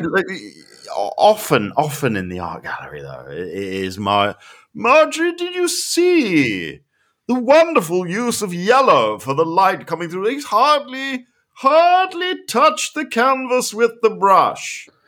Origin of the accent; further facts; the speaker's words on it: United Kingdom; I'm so British